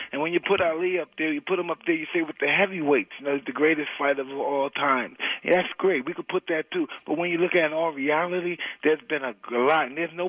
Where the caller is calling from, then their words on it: Nevada, United States; I'm in Nevada.